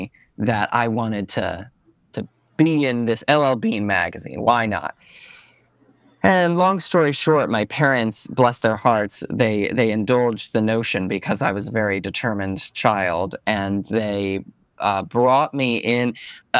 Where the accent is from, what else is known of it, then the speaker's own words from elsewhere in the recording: Stamford, Connecticut, United States; moved away as an adult; now in New York City, United States; I grew up in Stamford, Connecticut